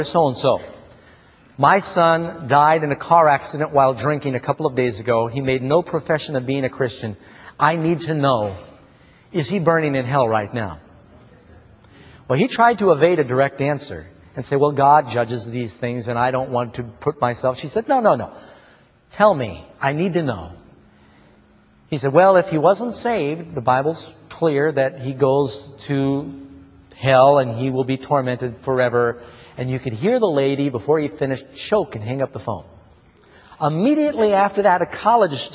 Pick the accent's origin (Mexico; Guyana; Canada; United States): United States; New York City, New York; I grew up in New York City.